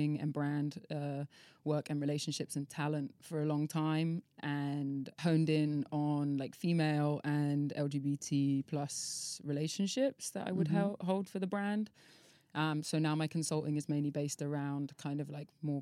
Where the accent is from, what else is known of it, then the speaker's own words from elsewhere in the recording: Devon, South West England, United Kingdom; also born or lived in London; now in Ibiza, Spain; I grew up in Devon